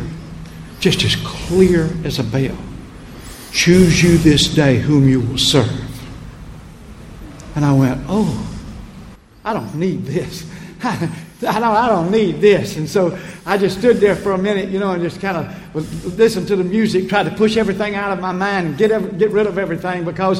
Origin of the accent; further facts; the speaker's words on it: Prichard, Alabama, United States; I grew up in Pritchard